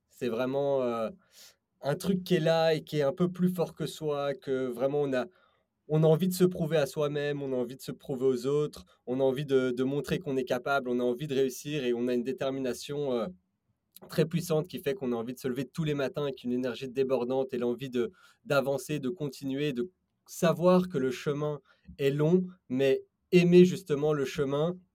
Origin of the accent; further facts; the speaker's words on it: Belgium; moved away as an adult; also born or lived in London / Paris; Je viens de Belgique. Euh, j'ai étudié à Londres les mathématiques.